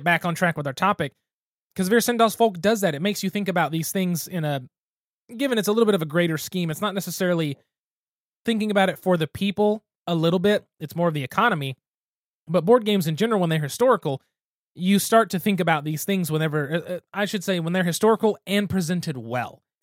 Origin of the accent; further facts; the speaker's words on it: Geary, Oklahoma, United States; my hometown with my mom working in the school system